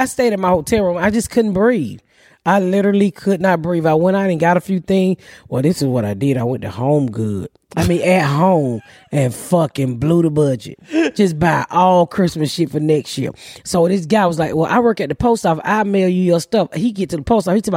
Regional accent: the South, United States; I talk fast because I'm from the South.

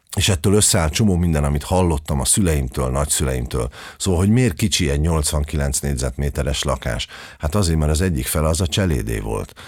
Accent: Budapest, Hungary; Én abban az újlipotvárosi részben nőttem föl

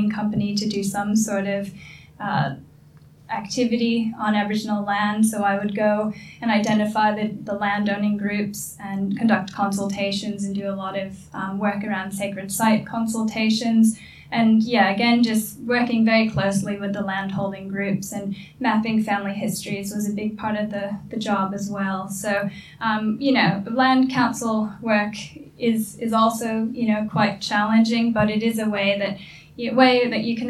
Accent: New York City, New York, United States; moved away as an adult; now in Australia; I was a girl from the Bronx.

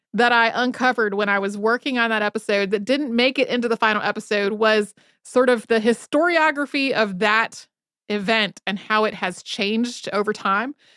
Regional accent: North Carolina, United States; growing up in North Carolina

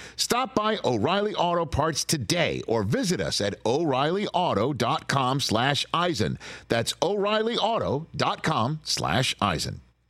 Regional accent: New York City, New York, United States; I grew up in New York City.

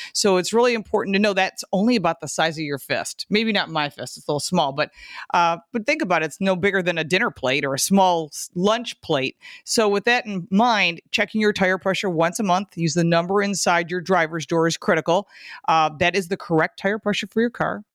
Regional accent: Michigan, United States; now in Buffalo, United States; I'm from Michigan, and I live in Buffalo

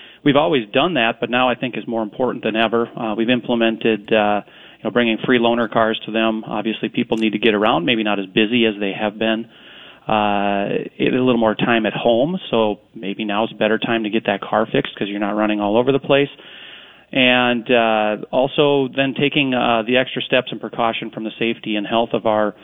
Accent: Corcoran, Minnesota, United States; I was fortunate enough to grow up in a little town west of the metro in Corcoran

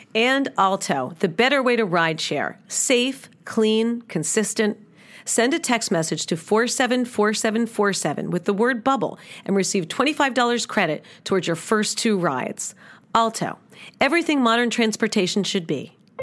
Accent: New York City, New York, United States; moved away; I grew up in New York City with taxis

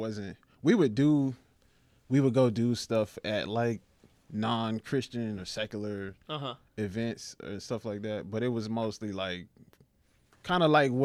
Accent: St. Petersburg, Florida, United States; moved away as an adult; now in Louisville, United States; I'm from St. Petersburg, Florida.

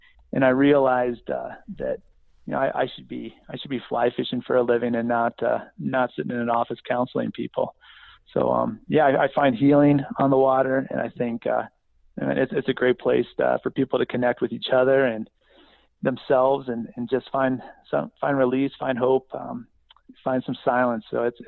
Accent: Midwest, United States; So yeah, we bounced around a little bit, but I spent most of my time growing up in the Midwest.

